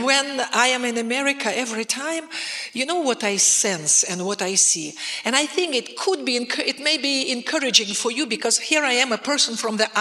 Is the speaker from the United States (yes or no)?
no; Russia; me as a Russian